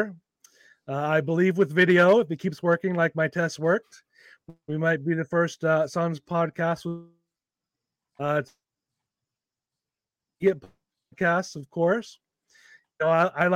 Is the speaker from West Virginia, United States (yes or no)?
yes; West Virginia, United States; now in Bay Area, United States; I grew up in West Virginia in a small town.